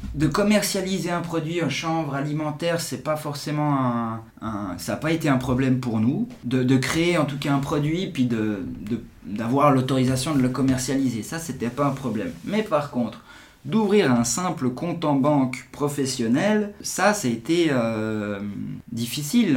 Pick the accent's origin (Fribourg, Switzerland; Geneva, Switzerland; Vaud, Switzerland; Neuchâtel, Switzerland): Geneva, Switzerland; j'ai 41 ans, je suis de Genève